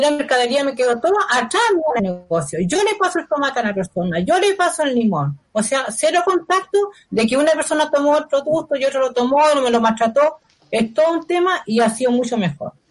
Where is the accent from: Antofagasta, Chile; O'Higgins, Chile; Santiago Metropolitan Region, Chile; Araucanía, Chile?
O'Higgins, Chile; Rancagua; yo soy de Rancagua y acá no tenemos patio